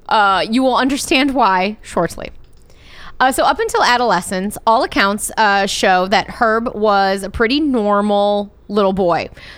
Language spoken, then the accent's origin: English; Wisconsin, United States; now in Southern California, United States; I am from Cowland.